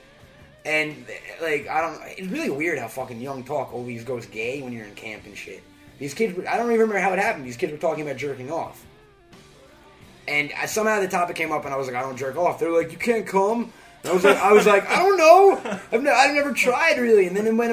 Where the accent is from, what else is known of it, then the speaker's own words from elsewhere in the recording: Long Island, New York, United States; I'm a Jew from Long Island